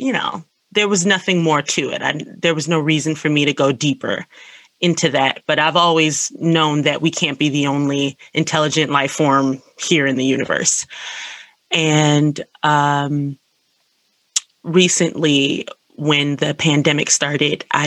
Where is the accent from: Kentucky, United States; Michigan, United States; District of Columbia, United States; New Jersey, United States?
District of Columbia, United States; Washington; I am an artist from Washington, D.C., and I've been in art school